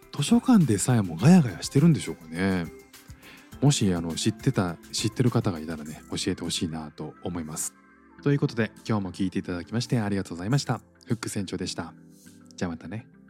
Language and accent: Japanese; Japan